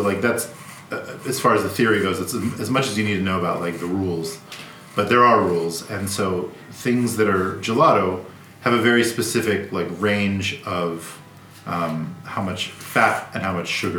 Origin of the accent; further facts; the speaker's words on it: United States; moved away as an adult; now in Sweden; I'm an American